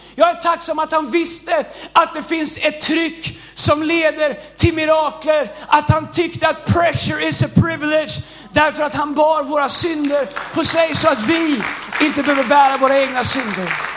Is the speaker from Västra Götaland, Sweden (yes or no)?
yes; Tidaholm, Västra Götaland, Sweden; Jag är ingen stockholmare, jag är från Tidaholm